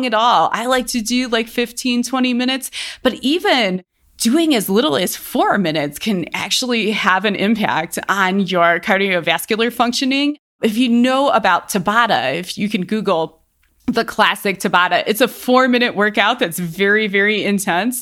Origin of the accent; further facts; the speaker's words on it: Cleveland, Ohio, United States; now in Colorado, United States; I spend a lot of time in Cleveland because that's where I'm from. That's where my family is.